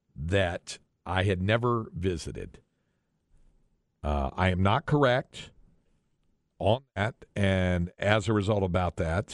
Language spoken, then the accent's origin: English; Greensboro, North Carolina, United States; my hometown of Greensboro, North Carolina, number 68 on the list.